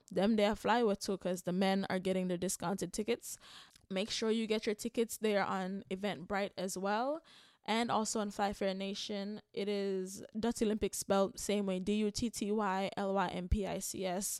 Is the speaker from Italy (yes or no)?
no; Jamaica; as a Jamaican